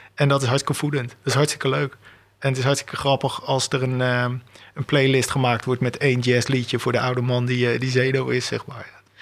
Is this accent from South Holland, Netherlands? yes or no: yes; Delft, South Holland, Netherlands; ik ben in Delft opgevoed.